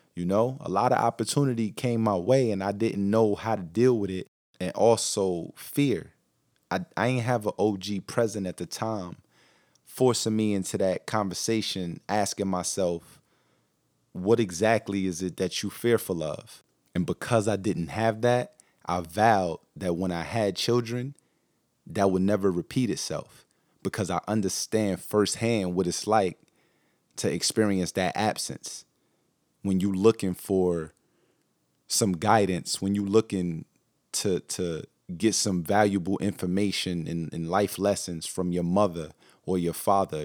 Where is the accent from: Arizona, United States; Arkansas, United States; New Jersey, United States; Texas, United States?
New Jersey, United States; Newark; also born or lived in Brooklyn, New York; I was born in Newark, New Jersey, um, but we lived in Brooklyn, New York